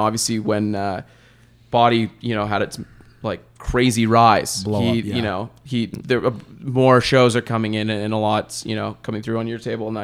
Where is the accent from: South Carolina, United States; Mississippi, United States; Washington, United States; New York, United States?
New York, United States; New York City; now in Toronto, Canada; I'm originally from New York City